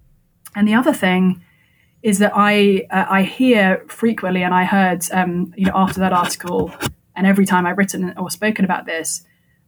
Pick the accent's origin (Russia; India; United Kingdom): United Kingdom; England; moved away as an adult; now in United States; I come from England